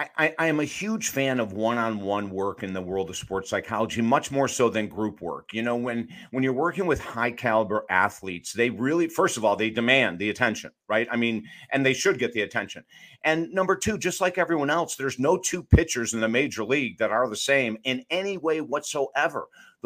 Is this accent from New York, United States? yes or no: yes; Syracuse, New York, United States; also born or lived in Utica; We grew up in Syracuse and Utica, New York, which is central New York.